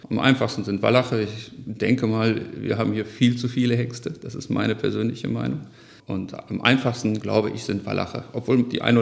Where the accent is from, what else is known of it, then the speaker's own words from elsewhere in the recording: Mülheim, North Rhine-Westphalia, Germany; Ja, ich bin in Mülheim-Stierum aufgewachsen.